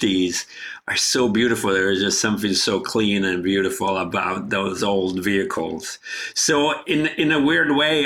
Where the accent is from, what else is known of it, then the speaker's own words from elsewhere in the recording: Genoa, Liguria, Italy; moved away; my best friend and I were running around the beaches and the rocks and the coastal towns of the Riviera by Genova